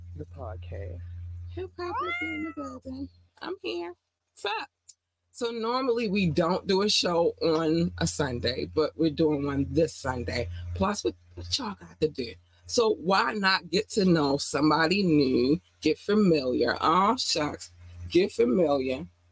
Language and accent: English; Baltimore, Maryland, United States; I've been here since I was eight